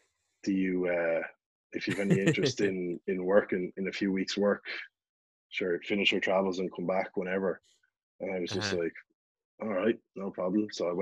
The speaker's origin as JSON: {"language": "English", "country": "Ireland", "also_born_or_lived": "New Zealand", "said": "being Irish"}